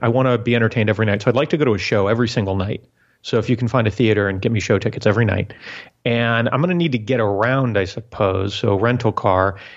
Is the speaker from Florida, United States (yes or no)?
yes; South Florida, United States; when I was a kid, growing, growing up in South Florida